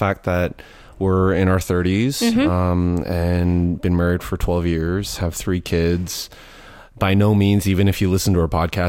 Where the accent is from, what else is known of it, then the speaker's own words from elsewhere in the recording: Vancouver, British Columbia, Canada; moved away as an adult; also born or lived in Edmonton, Alberta; now in Nashville, United States; I was born in Vancouver, born and raised in Vancouver.